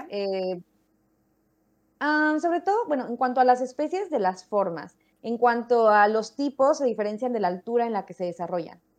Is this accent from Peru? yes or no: no; Mexico City, Mexico; yo crecí en México, en la Ciudad de México en específico